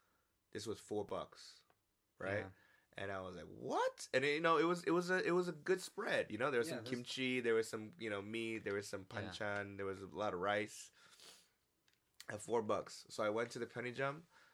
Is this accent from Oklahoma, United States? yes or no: no; New York City, New York, United States; I don't care where I'm at, I'm from the Bronx, right?